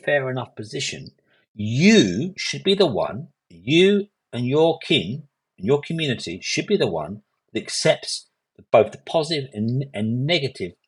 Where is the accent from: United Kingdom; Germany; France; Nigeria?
United Kingdom; London; So I grew up in Hackney in East London. I was living for 24 years, born, bred in Hackney in East London